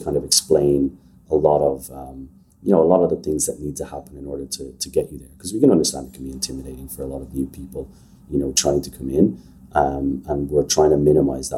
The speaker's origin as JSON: {"language": "English", "country": "Ireland", "tie": "born or raised there", "said": "So I'm Irish. I grew up in Ireland."}